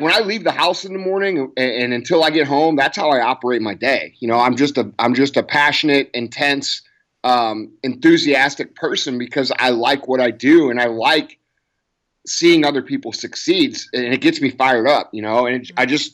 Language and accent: English; St. Louis, Missouri, United States; I grew up in St. Louis, Missouri, right outside St. Louis. And, I still live here